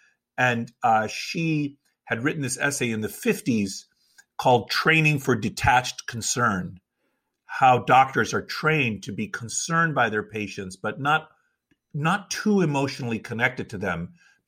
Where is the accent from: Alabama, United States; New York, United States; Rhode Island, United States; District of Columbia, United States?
District of Columbia, United States; Washington; my parents immigrated from Greece. I was raised in Washington, D.C.